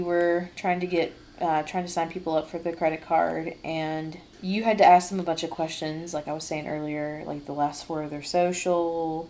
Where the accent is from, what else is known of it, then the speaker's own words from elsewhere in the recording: Indiana, United States; Because we didn't have them in my home state.